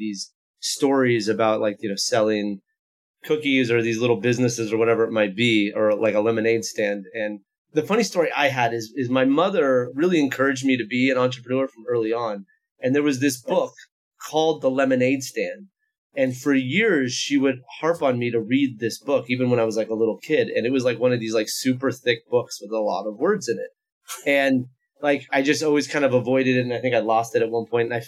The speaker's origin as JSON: {"language": "English", "town": "Foster City", "region": "California", "country": "United States", "tie": "born or raised there", "said": "I'm from Foster City, which is in the shadow of the Oracle headquarters in Redwood Shores, sort of the old top of the Silicon Valley. And so I kind of grew up with the Silicon Valley around me"}